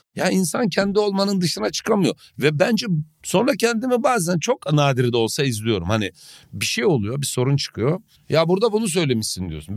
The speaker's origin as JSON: {"language": "Turkish", "area": "the East", "region": "Eastern Turkey", "country": "Turkey", "said": "biz doğuluyuz"}